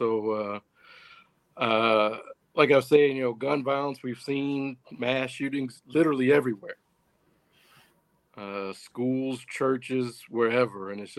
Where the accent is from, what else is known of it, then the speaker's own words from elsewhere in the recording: Louisville, Kentucky, United States; That's my hometown. The thing about Louisville